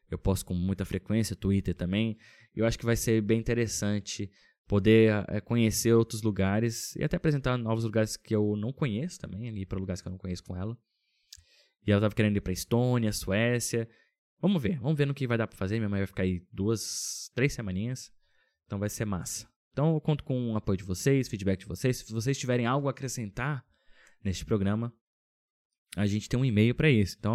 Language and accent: Portuguese; Brasília, Federal District, Brazil; now in Finland; Mudei do Brasil. Brasília, que é super seco né? Uma cidade sequíssima